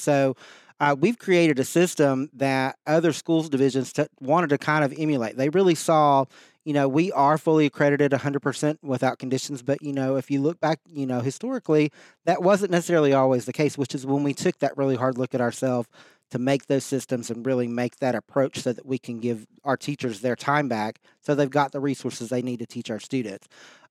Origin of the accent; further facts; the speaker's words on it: Virginia, United States; You can obviously tell I'm not really from Southeast Virginia. I did grow up on the other side of the state, from Southwest Virginia in the coal fields. Came from a very small community